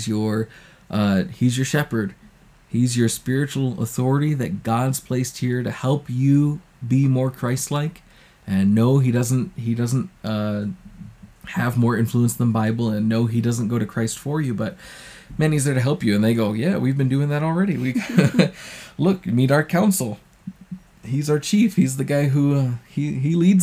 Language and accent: English; United States; moved away; as an American